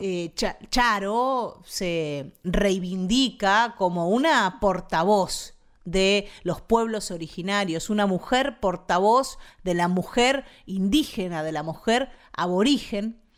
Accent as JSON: {"language": "Spanish", "region": "Buenos Aires Province", "country": "Argentina", "said": "nosotros, los bonaerenses"}